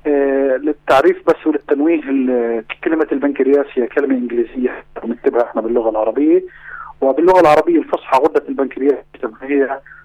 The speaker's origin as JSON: {"language": "Arabic", "country": "Palestine", "said": "عندنا في فلسطين"}